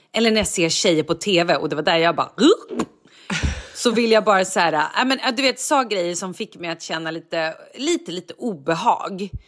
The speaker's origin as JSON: {"language": "Swedish", "town": "Vallentuna", "region": "Stockholm County", "country": "Sweden", "tie": "born or raised there", "said": "jag är uppvuxen i Vallentuna"}